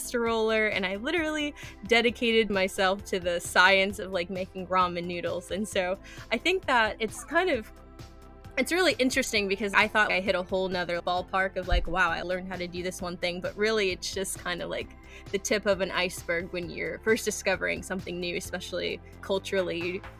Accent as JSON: {"language": "English", "country": "United States", "lives_now": "Washington, United States", "said": "I actually, as everyone knows here, I'm from America, yeah. And I actually live currently in DC, and I've actually grew up with a military background, and so I've actually lived all over the place"}